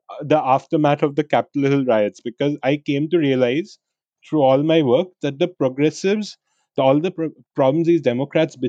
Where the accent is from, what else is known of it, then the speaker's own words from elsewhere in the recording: India; I'm an Indian who wanted to go there for an MBA